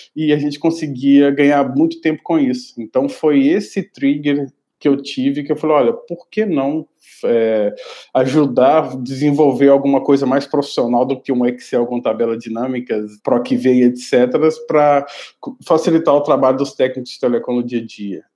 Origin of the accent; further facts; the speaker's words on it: Belo Horizonte, Minas Gerais, Brazil; eu sou de BH, então eu tinha estudado no Cefet, de Minas Gerais, específico de BH